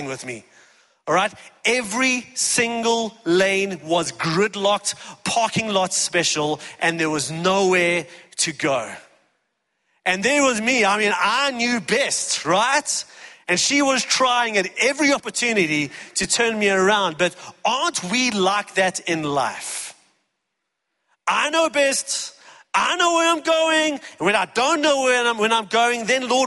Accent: East Rand, Gauteng, South Africa; I grew up on the East Rand

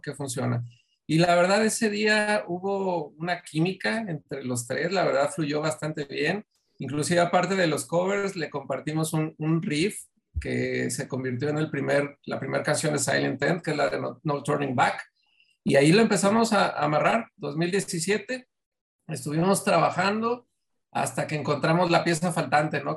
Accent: Mexico City, Mexico; now in Monterrey, Mexico; yo soy de Ciudad de México

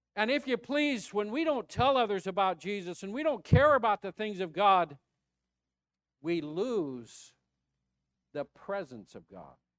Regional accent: United States; also born or lived in Mesquite, Texas

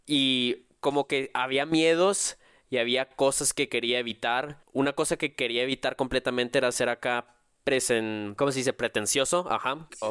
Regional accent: Mexico; yo también me siento apegado en las buenas y en las malas aquí con, con la tierra, con la patria

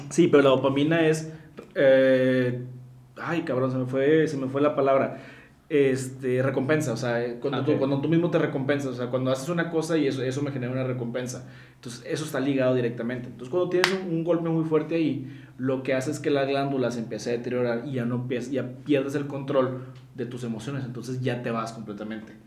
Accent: Mexico

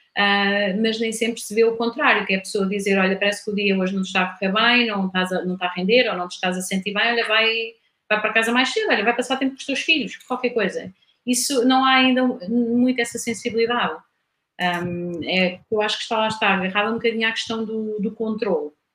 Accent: Coimbra, Centro, Portugal; moved away as an adult; also born or lived in Lisbon / London; nasci em Coimbra, ah, Vivi em Coimbra até aos 20 anos

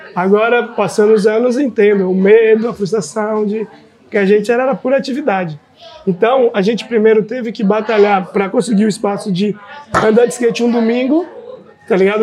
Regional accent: Salvador, Bahia, Brazil; diretamente de lá, mas aqui em Salvador, Bahia

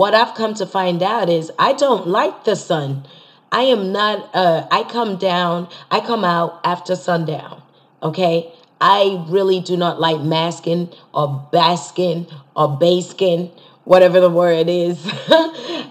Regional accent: Nigeria; I'm Nigerian

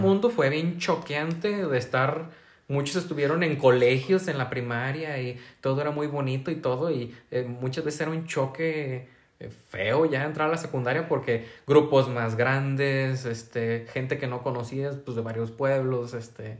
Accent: San Martín de Hidalgo, Jalisco, Mexico; yo del Guaje, todos los del Guaje se iban a la secundaria del Tepehuaje

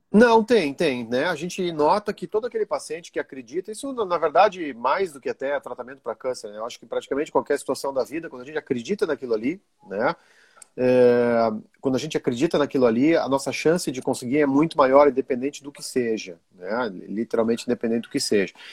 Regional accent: Brazil; also born or lived in Rio Grande do Sul / Italy / Belgium; now in Santa Catarina, Brazil; Eu sou brasileiro

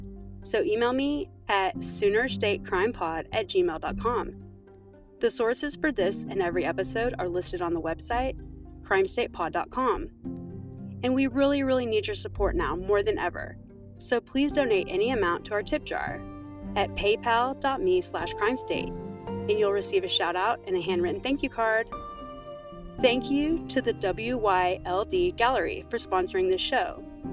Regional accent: Edmond, Oklahoma, United States; I was essentially born and raised in Edmond, graduated from Edmond North, go Huskies, and I've always considered Edmond a wonderful place to live and very safe.

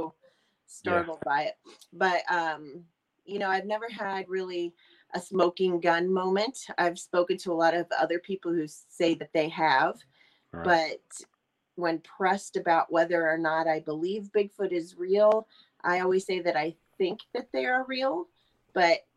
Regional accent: Ohio, United States; I'm from Ohio. I live in Youngstown currently

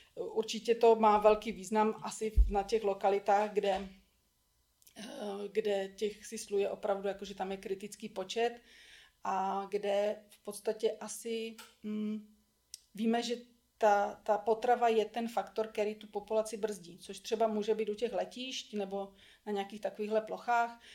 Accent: Czechia; tady u nás v Čechách

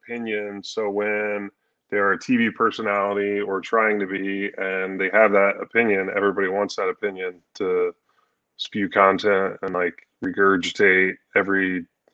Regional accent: Columbus, Ohio, United States; moved away; also born or lived in Wisconsin; I grew up in Columbus, Ohio

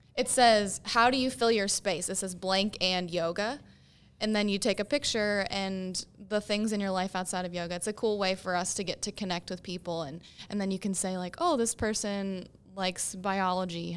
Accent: Michigan, United States; moved away as an adult; also born or lived in Pittsburgh; now in Morgantown, United States

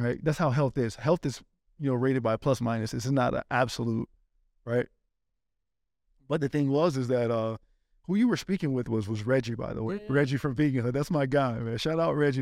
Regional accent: Florida, United States; also born or lived in Spain; I'm from Florida

